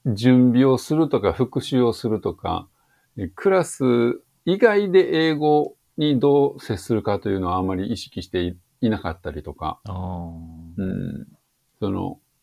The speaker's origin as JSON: {"language": "Japanese", "region": "rural Tokushima", "country": "Japan", "tie": "born or raised there", "said": "徳島の田舎で育っているので、そもそも英会話学校が近くにないですよ"}